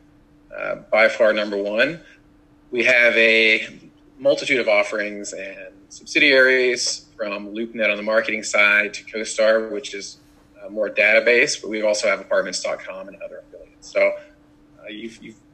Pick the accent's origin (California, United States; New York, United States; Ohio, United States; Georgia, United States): Georgia, United States; Atlanta; moved away as an adult; now in Florida, United States; I'm a adopted Floridian. I'm a native Atlantan.